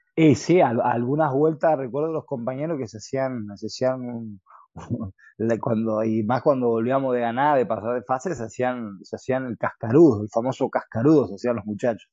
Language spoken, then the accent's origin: Spanish; Presidencia Roque Sáenz Peña, Chaco, Argentina; now in Spain; mi ciudad natal, Saspeña, Chaco